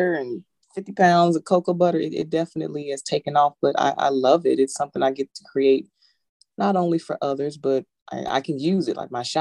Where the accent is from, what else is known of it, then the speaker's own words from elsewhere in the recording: Austin, Texas, United States; moved away as an adult; now in Portsmouth, United States; Originally from Austin, Texas